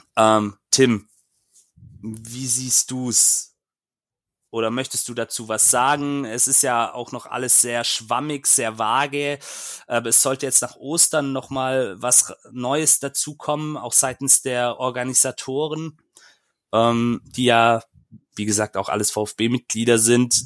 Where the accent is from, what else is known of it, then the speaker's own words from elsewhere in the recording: Böblingen district, Baden-Württemberg, Germany; Ich komme nämlich aus Böblingen